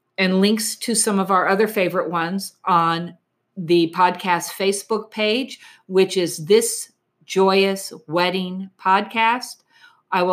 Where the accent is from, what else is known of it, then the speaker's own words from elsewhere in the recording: New Jersey, United States; we're from New Jersey